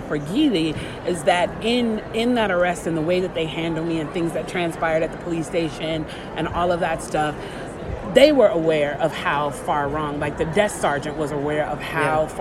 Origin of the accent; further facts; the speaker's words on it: Chicago, Illinois, United States; I grew up in Chicago